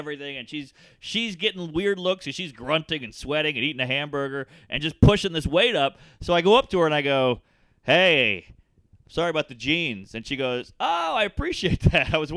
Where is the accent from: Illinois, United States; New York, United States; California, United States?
New York, United States; I'm from New York